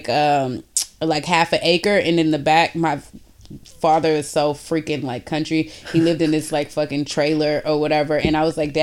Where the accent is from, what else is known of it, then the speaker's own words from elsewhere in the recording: Houston, Texas, United States; moved away as an adult; now in Boston, United States; in Houston, so that's where I'm originally from